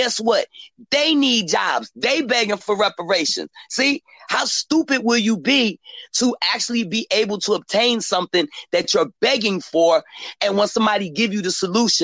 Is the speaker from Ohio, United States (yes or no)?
no; Philadelphia, Pennsylvania, United States; I'm from Philly